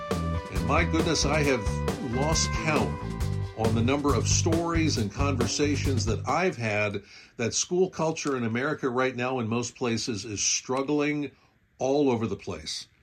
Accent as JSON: {"language": "English", "region": "Pennsylvania", "country": "United States", "said": "I'm from Pennsylvania"}